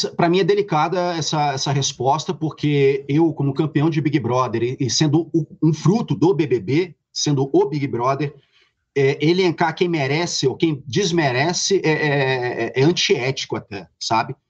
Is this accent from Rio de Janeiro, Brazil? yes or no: yes; Rio de Janeiro, Brazil; Eu sou, sou carioca, sou do subúrbio